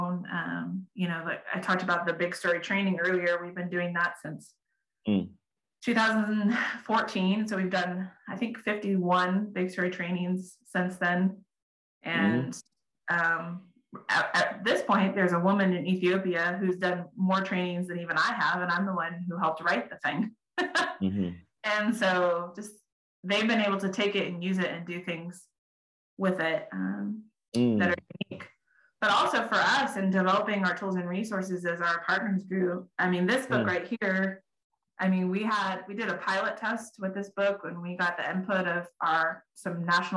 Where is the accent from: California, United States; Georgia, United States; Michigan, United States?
California, United States; Southern; moved away as an adult; also born or lived in Middle East; I grew up in Southern California